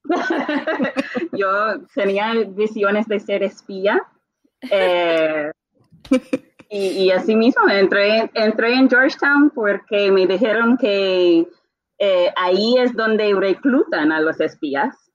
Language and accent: Spanish; Bermuda; Spanish is a second language; now in Puerto Rico; como nací en las Bermudas, es un país monolingüe, realmente empecé a estudiar el español muy tarde